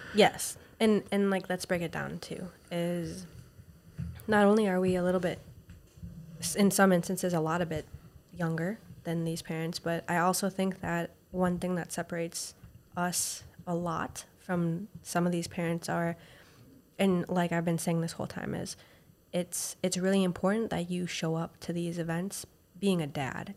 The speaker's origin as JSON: {"language": "English", "region": "Minnesota", "country": "United States", "moved": "yes", "said": "I'm from Minnesota"}